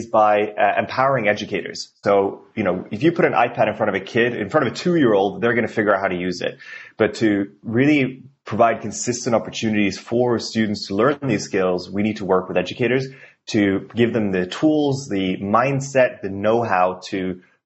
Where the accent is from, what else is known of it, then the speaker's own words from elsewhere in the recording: Norway; English is a second language; moved away as an adult; now in Portland, United States; I'm not from here originally, even though I live in Portland, been here for 3.5 years now and absolutely love it. Originally from Norway